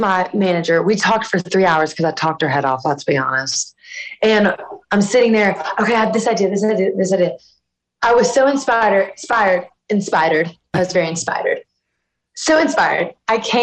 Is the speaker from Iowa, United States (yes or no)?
no; South Louisiana, United States; growing up in South Louisiana